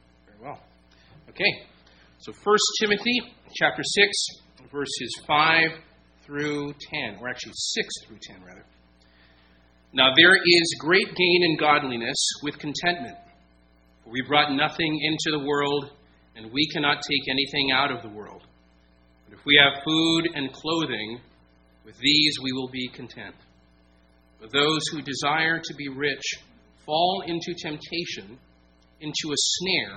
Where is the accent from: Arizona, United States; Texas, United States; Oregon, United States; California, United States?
California, United States; San Diego; moved away as an adult; also born or lived in Virginia; now in Chesterfield, United States; I come from San Diego, California. That is home base for us